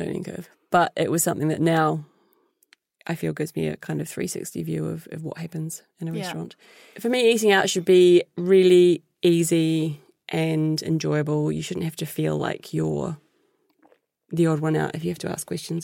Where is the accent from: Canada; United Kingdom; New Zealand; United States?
New Zealand; moved away; my background from growing up in New Zealand